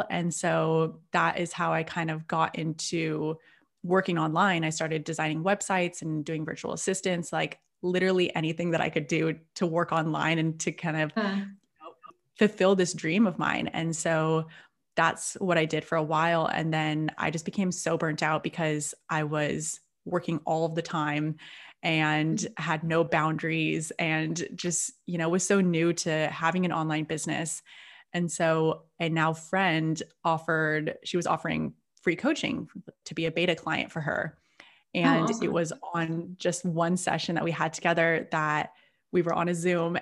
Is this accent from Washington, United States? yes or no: yes; Seattle, Washington, United States; moved away as an adult; now in Byron Bay, Australia; I'm originally from Seattle, and I'm currently living just outside of Byron Bay in Australia